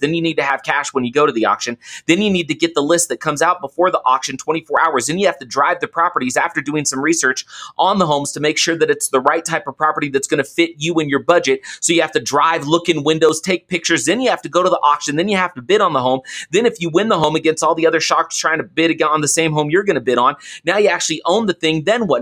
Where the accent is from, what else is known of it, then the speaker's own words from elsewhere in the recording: Oakland, California, United States; So I grew up in Oakland, I grew up in the Bay Area